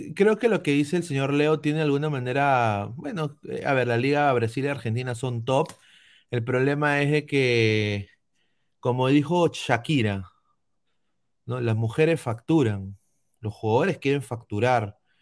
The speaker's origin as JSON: {"language": "Spanish", "country": "Peru", "moved": "yes", "lives_now": "United States", "said": "como peruano"}